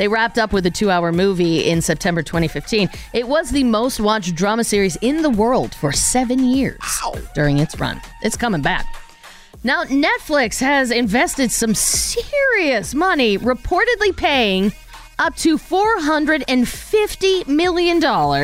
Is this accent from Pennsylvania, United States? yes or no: yes; Pittsburgh, Pennsylvania, United States; my hometown team, the Pittsburgh Pirates